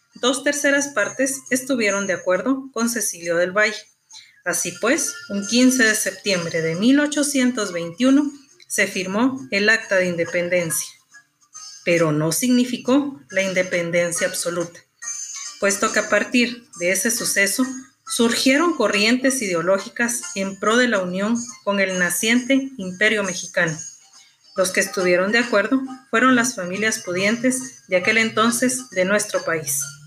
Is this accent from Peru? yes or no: no; Guatemala; como ciudadanos guatemaltecos